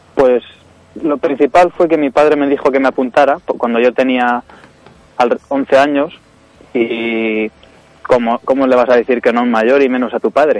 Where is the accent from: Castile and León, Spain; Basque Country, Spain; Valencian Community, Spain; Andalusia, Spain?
Castile and León, Spain; Ávila; yo nací en Ávila, eh, y tengo 17 años